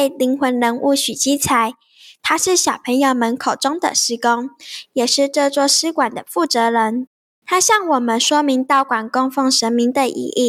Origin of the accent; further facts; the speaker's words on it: Kinmen County, Taiwan; 这明明是我家乡的文化，